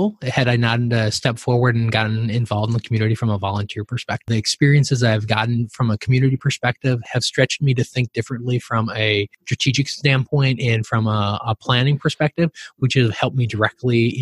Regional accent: southern Minnesota, United States; kid growing up in Minnesota on a farm in southern Minnesota

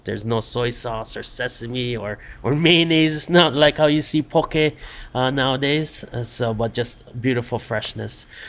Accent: Hawaii, United States; born or raised there

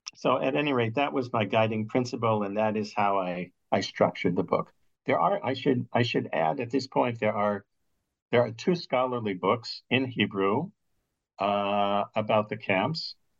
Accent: Midwest, United States; accent: Midwestern; also born or lived in Jerusalem; I was raised in the Midwest, where the accents are rather bland and boring

